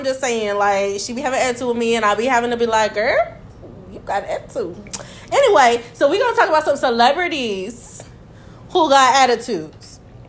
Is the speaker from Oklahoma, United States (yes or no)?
no; Georgia, United States; I'm from Georgia